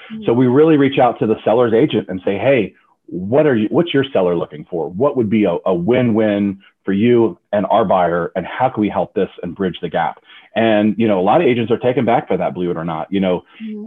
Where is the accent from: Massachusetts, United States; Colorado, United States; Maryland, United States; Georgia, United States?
Maryland, United States; Frederick; I was born and raised in the Frederick, Maryland area